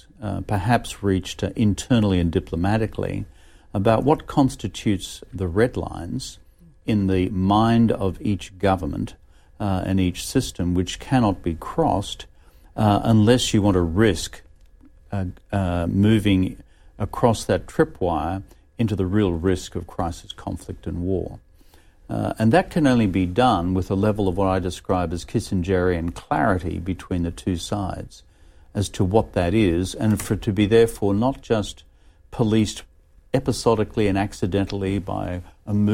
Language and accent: English; Australia; a former Australian Prime Minister